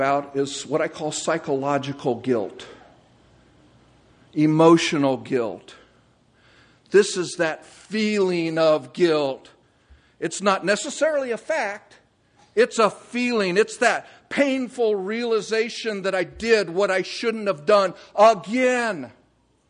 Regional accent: California, United States; moved away; I'm from California.

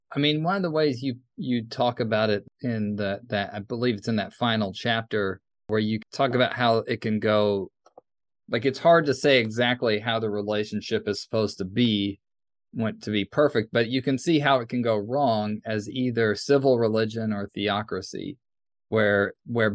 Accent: United States; growing up in the United States

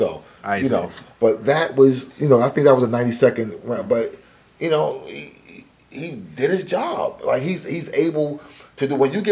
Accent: New York, United States; I'm from New York, but my family is like we migrated to New York. We're from the Pittsburgh area.

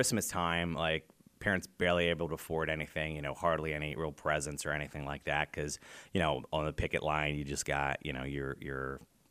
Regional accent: Spring Grove, Pennsylvania, United States; Well, we grew up in Papertown, Pennsylvania, Spring Grove. I was actually born September 1979, so a few months after TMI.

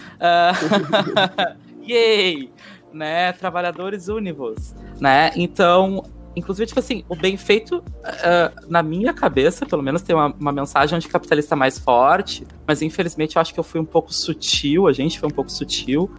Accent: Brazil; eu tô no Brasil, cara. Eu sou brasileira

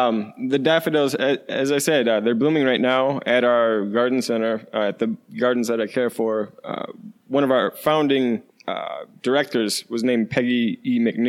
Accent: Westfield, New York, United States; I'm from Western New York, and actually Welch's, the company, originated in my hometown called Westfield. And so I grew up with grapes everywhere.

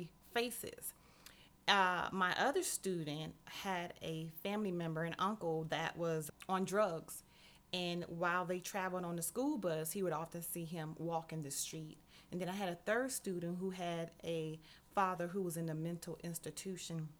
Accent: Miami, Florida, United States; I was born and raised in Miami, Florida

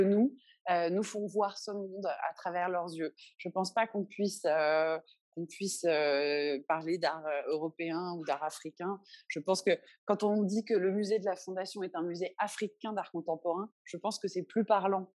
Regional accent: Paris, Île-de-France, France; moved away as an adult; now in Benin; je suis née en 1982 à Paris

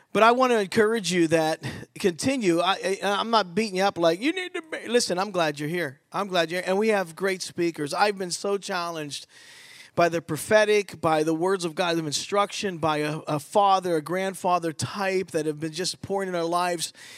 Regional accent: Pittsburgh, Pennsylvania, United States; moved away as an adult; also born or lived in Philadelphia / Battle Creek, Michigan; I'm from Pittsburgh

